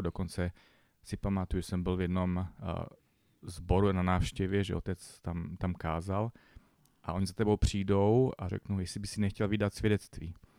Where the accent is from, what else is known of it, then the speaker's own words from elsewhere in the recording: Bohumín, Moravian-Silesian Region, Czechia; vyrůstal jsem v Bohumíně, městečko